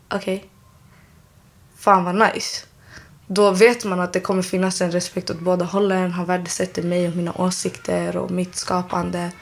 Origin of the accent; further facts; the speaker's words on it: Solna, Stockholm County, Sweden; uppväxt i Solna. Jag har växt upp där.